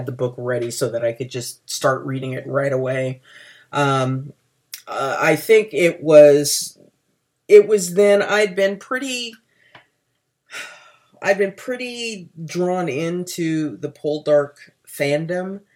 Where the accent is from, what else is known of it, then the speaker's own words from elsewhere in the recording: United States; I'm an American